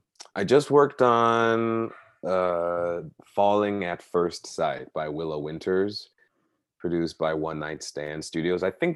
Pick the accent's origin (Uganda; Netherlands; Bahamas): Bahamas; And the falsity is that I'm a citizen in Barbados, because actually I'm a citizen of the Bahamas. I was born and raised in the Bahamas.